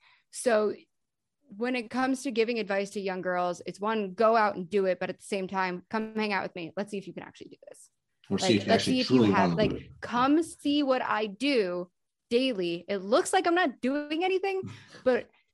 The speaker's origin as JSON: {"language": "English", "region": "New York", "country": "United States", "said": "I'm from New York and I didn't live in Palm Beach, Florida"}